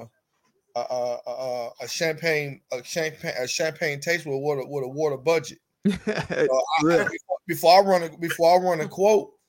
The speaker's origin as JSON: {"language": "English", "town": "Chicago", "region": "Illinois", "country": "United States", "said": "I'm from Chicago"}